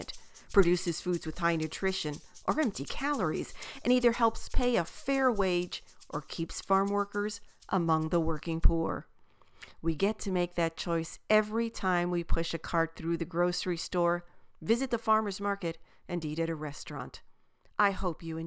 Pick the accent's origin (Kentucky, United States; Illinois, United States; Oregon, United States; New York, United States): New York, United States; New York City; now in Wisconsin, United States; I grew up in New York City with a population of 8 million